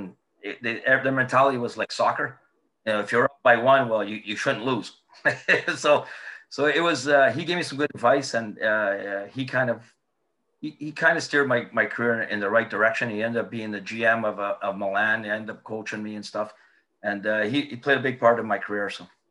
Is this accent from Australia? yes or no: no; United Kingdom; well, what do you think I'm going to do? I'm from Britain.